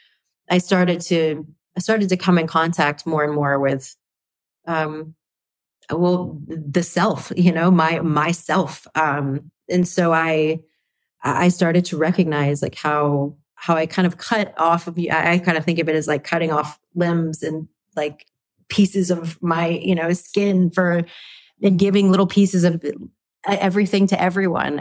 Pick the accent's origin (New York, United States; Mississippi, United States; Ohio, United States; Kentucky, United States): Mississippi, United States; Flowood; moved away; also born or lived in Texas; I was born at a place called Flowood, Mississippi.